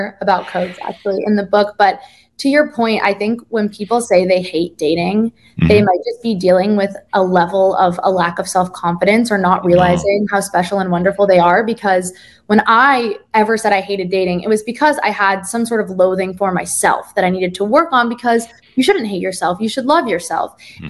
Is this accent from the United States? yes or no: yes; East Coast, United States; Like, I'm from the East Coast. People can be really blunt.